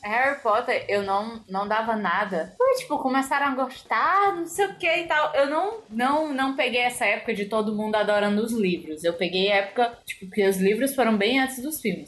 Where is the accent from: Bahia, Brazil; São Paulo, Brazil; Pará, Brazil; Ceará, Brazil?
Ceará, Brazil; eu sou cearense, mas a, a, maior parte da minha família veio do Rio Grande do Norte